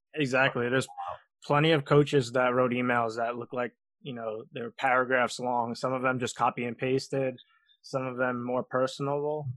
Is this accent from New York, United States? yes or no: yes; Long Island, New York, United States; I'm from Long Island, New York. I was born and raised here, and I'm I'm still living here